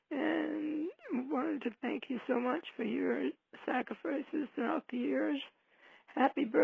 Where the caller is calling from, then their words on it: Florida, United States; I'm calling from Florida.